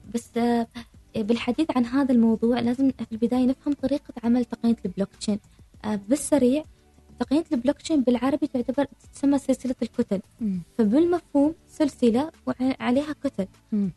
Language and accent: Arabic; Oman; من مثلا بلدي عمان